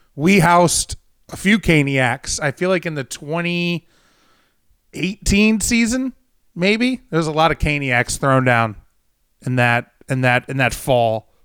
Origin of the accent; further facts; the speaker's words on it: St. Louis, Missouri, United States; moved away as an adult; now in Jacksonville, United States; I grew up in Saint Louis